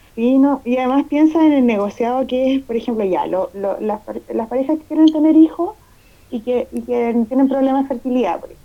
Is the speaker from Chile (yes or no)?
yes; Chile; los chilenos tenemos esa, esa mala costumbre